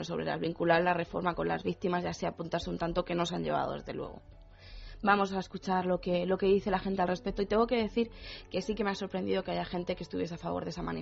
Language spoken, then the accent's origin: Spanish; Argentina; nosotros estábamos, bueno, somos de Argentina, estábamos en, casa